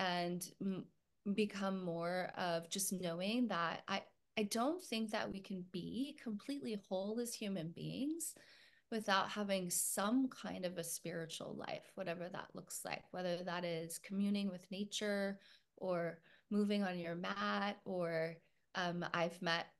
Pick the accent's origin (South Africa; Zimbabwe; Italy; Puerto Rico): Puerto Rico; born there; Originally, I was born in Puerto Rico. My parents were working in the mission field for 5 years with a Christian church.